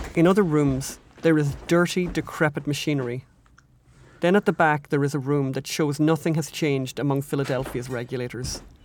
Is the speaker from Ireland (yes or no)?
yes; Ireland; now in United States; We're from Ireland.